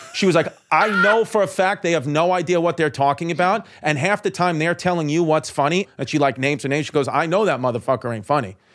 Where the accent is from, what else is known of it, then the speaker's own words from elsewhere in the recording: New York City, New York, United States; I was from Brooklyn